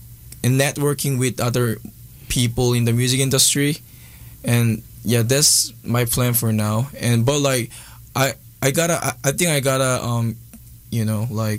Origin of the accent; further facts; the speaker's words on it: Seoul, South Korea; English is a second language; I'm from Korea. I'm all the way from like Korea's the capital city, Seoul. I was born and raised there, and I learned like English after I got into college